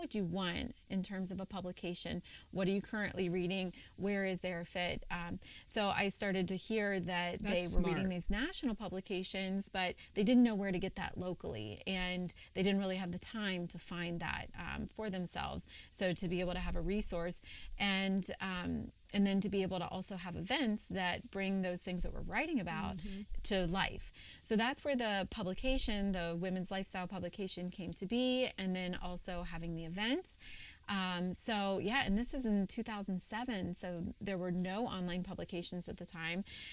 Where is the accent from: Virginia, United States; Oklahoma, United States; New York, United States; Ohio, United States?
Ohio, United States; Cincinnati; moved away as an adult; also born or lived in Philadelphia; for the first time in my life, I moved away from Cincinnati